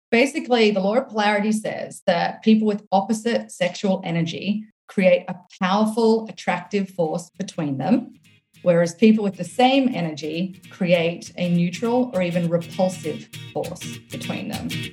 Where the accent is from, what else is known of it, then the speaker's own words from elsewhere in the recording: Australia; accent: Australian; now in United States; my accent is Australian, but I live here in the US